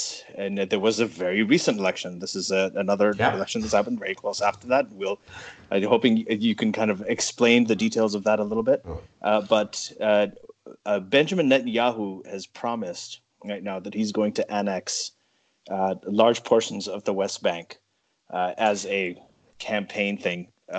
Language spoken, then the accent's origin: English; Saudi Arabia; also born or lived in Pakistan; now in Canada; I grew up in Saudi Arabia and Pakistan.